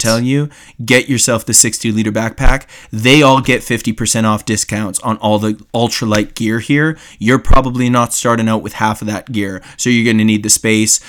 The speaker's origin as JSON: {"language": "English", "country": "Canada", "accent": "Canadian", "said": "I'm Canadian."}